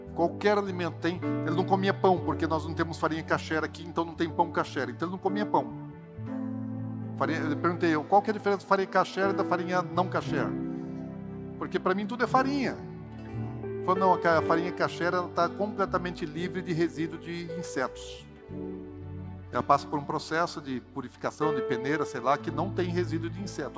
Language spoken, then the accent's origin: Portuguese; Brazil; Nós somos brasileiros